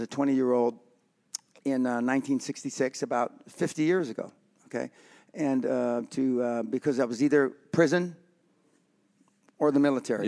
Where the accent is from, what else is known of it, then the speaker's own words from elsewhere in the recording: Los Angeles, California, United States; I come from the Barrio in East L